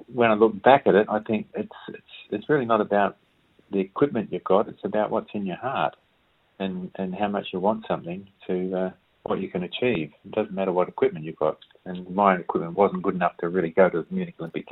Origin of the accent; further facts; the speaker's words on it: Kalamunda, Western Australia, Australia; also born or lived in Melbourne; born and bred Kalamunda boy